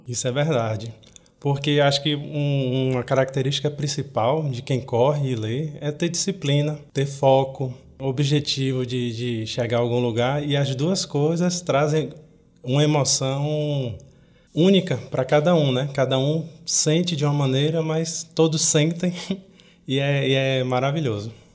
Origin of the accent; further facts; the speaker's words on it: Bahia, Brazil; now in Fortaleza, Brazil; Eu sou baiano